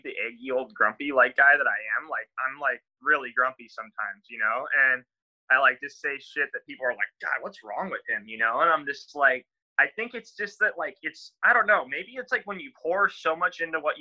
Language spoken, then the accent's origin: English; La Paz, Baja California Sur, Mexico; I learned that from growing up in Mexico